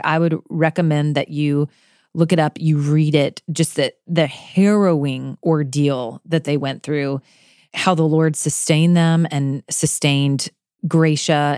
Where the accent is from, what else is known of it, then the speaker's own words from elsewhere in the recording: Florida, United States; moved away; also born or lived in Kentucky; I grew up in Florida with hurricanes